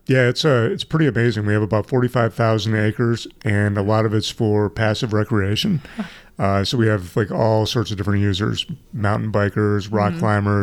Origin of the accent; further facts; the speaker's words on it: Lander, Wyoming, United States; now in Boulder, United States; I'm from Boulder now. I used to be from Lander, Wyoming, back in the day.